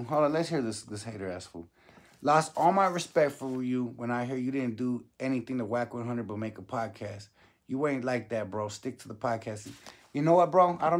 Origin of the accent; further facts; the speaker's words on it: Whittier, California, United States; born there; I was born in Whittier. What you talk about Whittier High?